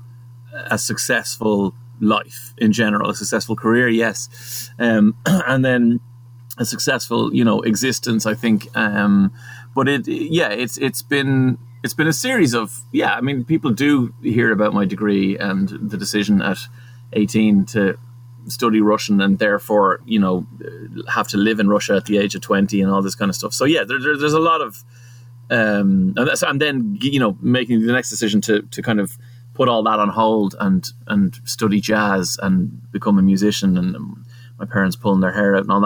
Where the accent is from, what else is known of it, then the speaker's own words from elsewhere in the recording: Portmarnock, Leinster, Ireland; I was from Portmarnock